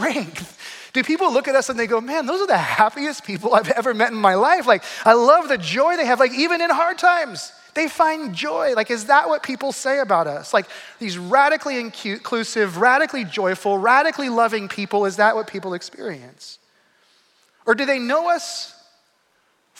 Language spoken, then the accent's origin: English; Arizona, United States; also born or lived in Flagstaff; I grew up in Arizona